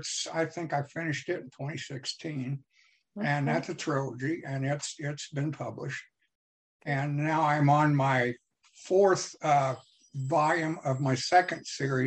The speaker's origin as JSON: {"language": "English", "town": "Washington", "region": "District of Columbia", "country": "United States", "tie": "born there", "also_born_or_lived": "Virginia", "lives_now": "Missouri, United States", "said": "I was born in Washington, D.C. My father was an FBI agent, and I came from Virginia home to Missouri."}